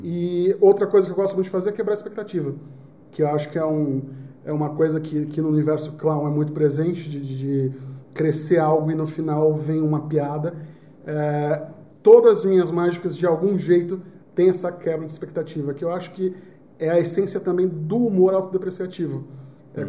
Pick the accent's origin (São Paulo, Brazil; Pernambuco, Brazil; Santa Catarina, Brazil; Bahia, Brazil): Pernambuco, Brazil; Recife; Eu sou de Recife